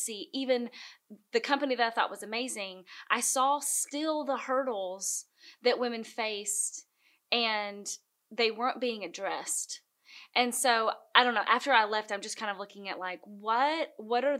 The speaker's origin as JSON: {"language": "English", "town": "Gainesboro", "region": "Tennessee", "country": "United States", "tie": "born or raised there", "moved": "yes", "lives_now": "Nashville, United States", "said": "I am from Gainesboro, Tennessee."}